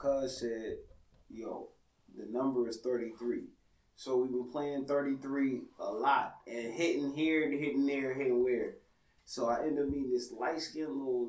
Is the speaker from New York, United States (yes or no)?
yes; Buffalo, New York, United States; I'm from Buffalo